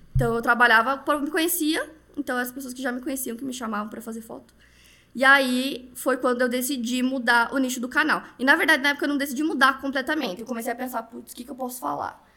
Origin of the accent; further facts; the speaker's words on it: Paraná, Brazil; now in São Paulo, Brazil; eu sou paranaense, agora tô morando em São Paulo